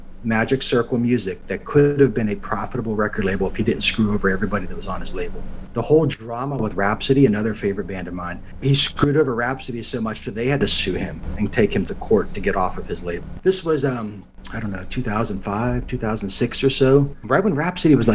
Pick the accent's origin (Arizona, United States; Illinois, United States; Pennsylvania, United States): Pennsylvania, United States; Baden; moved away as an adult; also born or lived in California / Utah / North Carolina; now in Tennessee, United States; The town I grew up outside of Pittsburgh was called Baden